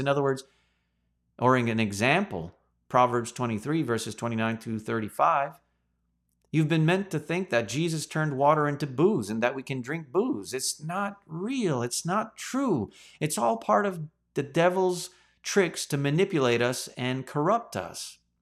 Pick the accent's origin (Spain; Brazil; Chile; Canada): Canada; As a Canadian citizen